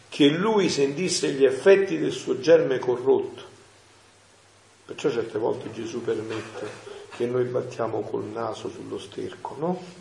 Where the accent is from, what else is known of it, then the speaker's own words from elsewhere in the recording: Montefusco, Campania, Italy; nel mio paese, a Montefusco, un paese di montagna